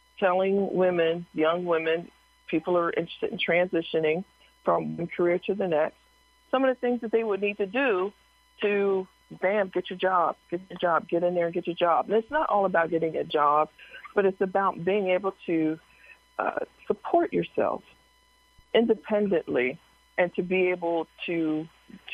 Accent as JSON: {"language": "English", "town": "Harrisburg", "region": "Pennsylvania", "country": "United States", "tie": "born or raised there", "said": "I am from Harrisburg, Pennsylvania, born and raised"}